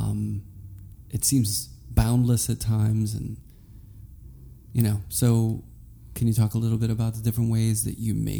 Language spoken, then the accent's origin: English; Carnegie, Pennsylvania, United States; moved away; also born or lived in Pittsburgh; I grew up in Carnegie, but I would hang out downtown all the time and go to Oakland.